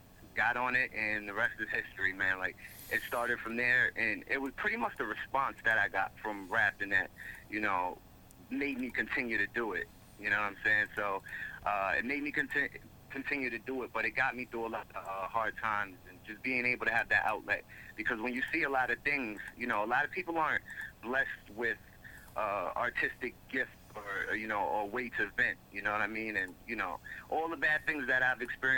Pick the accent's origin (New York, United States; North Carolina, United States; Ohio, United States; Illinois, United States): New York, United States; Mount Vernon; moved away as an adult; now in Haverstraw, United States